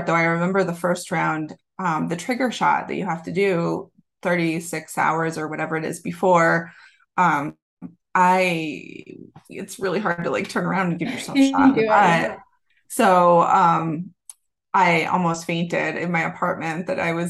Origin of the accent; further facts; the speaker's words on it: Massachusetts, United States; moved away; I am from Massachusetts originally